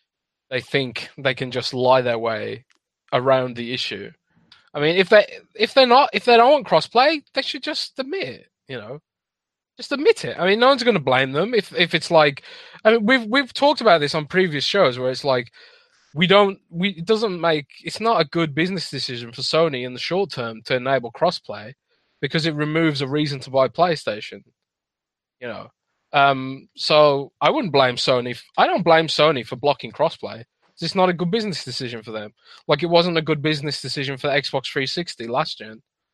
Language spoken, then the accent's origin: English; United Kingdom; now in Germany; No, I am British, but I live British. In Germany.